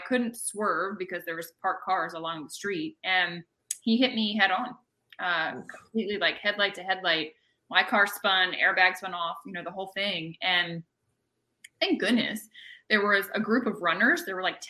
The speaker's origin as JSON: {"language": "English", "area": "right outside of Annapolis", "region": "Maryland", "country": "United States", "tie": "born or raised there", "moved": "as an adult", "lives_now": "Florida, United States", "said": "I was born and raised in Maryland, right outside of Annapolis"}